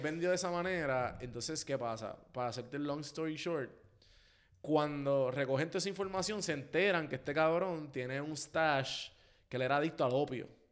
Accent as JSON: {"language": "Spanish", "country": "Puerto Rico", "said": "como boricua"}